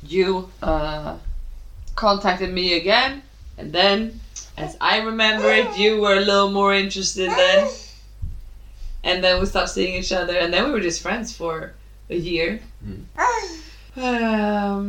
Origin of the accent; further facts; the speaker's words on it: Sweden; I was born and raised in Sweden, and I'm white.